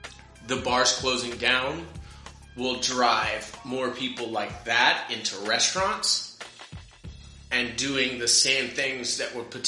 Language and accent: English; United States; I'm American.